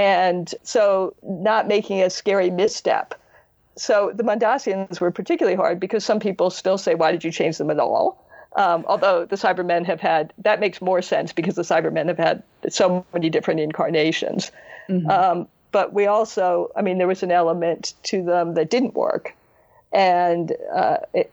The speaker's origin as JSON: {"language": "English", "country": "United States", "tie": "born or raised there", "also_born_or_lived": "United Kingdom", "said": "I had Star Trek growing up in America"}